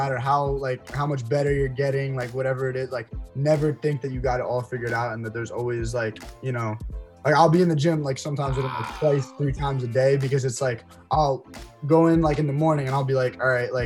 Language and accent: English; New Jersey, United States